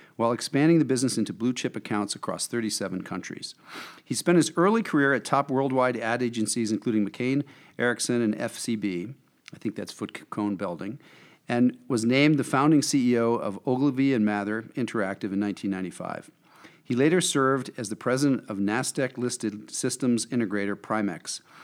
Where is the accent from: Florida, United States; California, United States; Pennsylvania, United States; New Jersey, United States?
New Jersey, United States; I'm from New Jersey